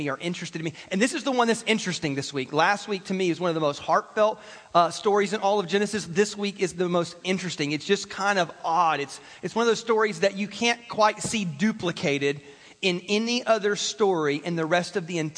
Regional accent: South Carolina, United States; I grew up in South Carolina.

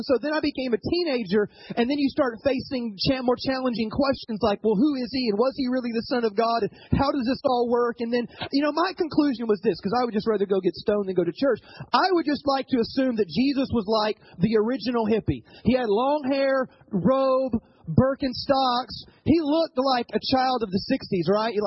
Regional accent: the South, United States; moved away as an adult; also born or lived in Ohio; I grew up in the South

